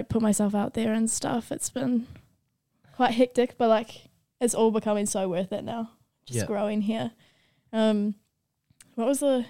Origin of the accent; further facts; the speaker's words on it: Whangarei, Northland, New Zealand; I'm from Whangarei.